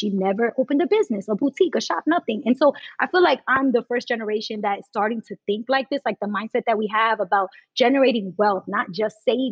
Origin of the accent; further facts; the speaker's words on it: New York City, New York, United States; I'm from Brooklyn